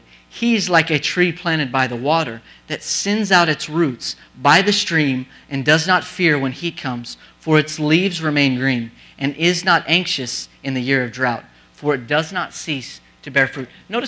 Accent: New Mexico, United States; moved away; I'm from the desert. I'm from New Mexico.

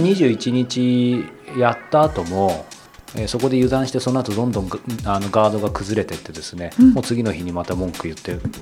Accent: Yokohama, Kanagawa, Japan; 僕地元横浜

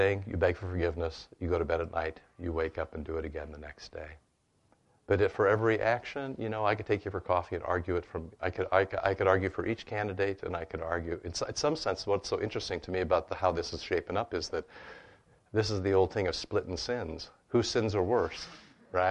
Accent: United States; growing up in America

